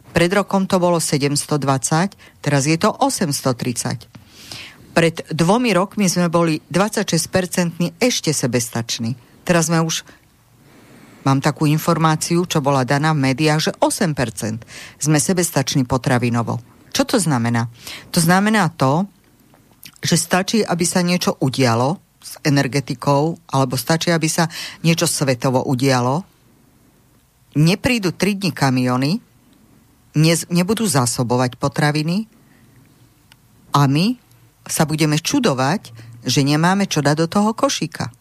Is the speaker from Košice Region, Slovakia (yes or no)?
no; Martin, Žilina Region, Slovakia; ja pochádzam z Turca okolí Martina